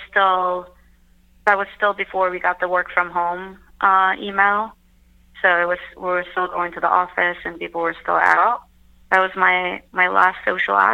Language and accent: English; Turkey; moved away as an adult; also born or lived in New York, United States; now in London, United Kingdom; I was born and raised in Turkey, but I spent a big chunk of my adulthood in New York, and now I'm in London